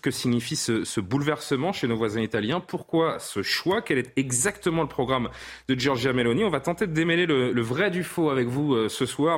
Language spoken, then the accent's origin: French; France; chez nous en France